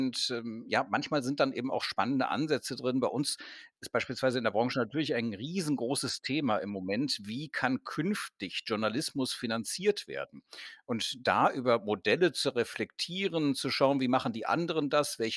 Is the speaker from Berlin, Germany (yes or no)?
no; Cologne, North Rhine-Westphalia, Germany; also ich komme aus Köln. Wir haben beispielsweise den Kölnberg, wir haben äh, Chorweiler